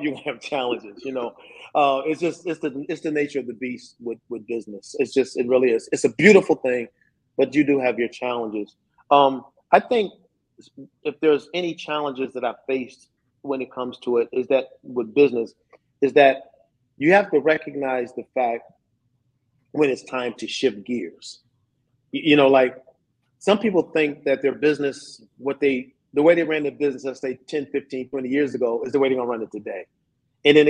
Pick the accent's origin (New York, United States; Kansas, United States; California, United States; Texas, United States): New York, United States; Syracuse; I'm from Syracuse, New York, Dr. Dave, and I don't know if you know anything about Syracuse, but man, we get mountains of snow up there